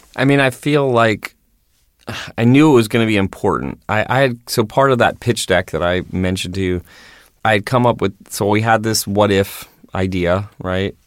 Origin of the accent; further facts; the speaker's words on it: Baltimore, Maryland, United States; also born or lived in New York; now in Los Angeles, United States; I grew up in Baltimore